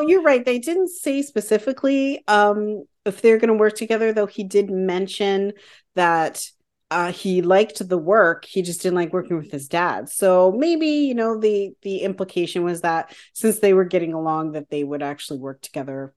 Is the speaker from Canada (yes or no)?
yes; Canada; as a Canadian